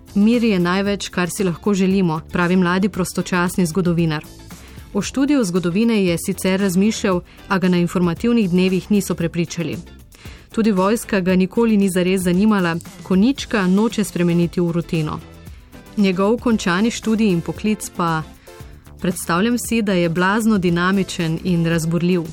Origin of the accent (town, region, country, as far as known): Slovenia